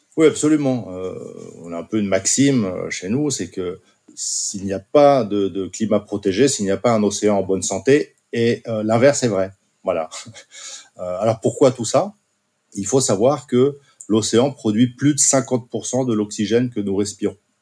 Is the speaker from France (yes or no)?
yes; Basque Country, France; moved away; je suis originaire du Pays Basque et ma femme également